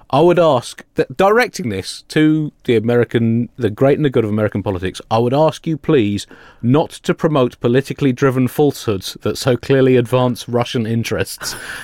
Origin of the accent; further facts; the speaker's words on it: United Kingdom; we are British at a range of about 8,000 miles.